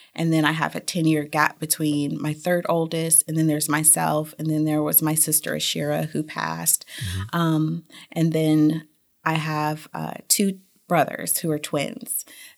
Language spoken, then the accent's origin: English; United States; Germany was a little different from how I grew up in the United States.